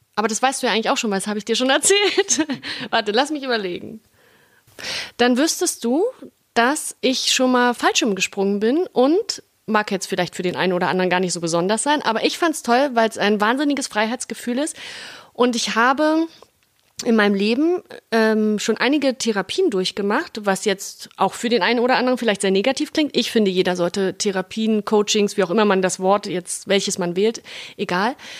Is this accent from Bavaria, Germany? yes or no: no; Berlin, Germany; accent: Berliner Schnauze; ich bin ja Berlinerin, Urberlinerin, ich bin hier groß geworden